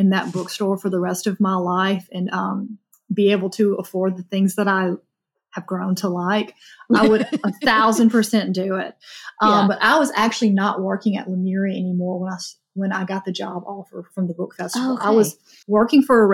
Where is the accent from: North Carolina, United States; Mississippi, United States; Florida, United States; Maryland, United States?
Mississippi, United States; Rolling Fork; I'm from the Mississippi Delta. I'm from a little town called Rolling Fork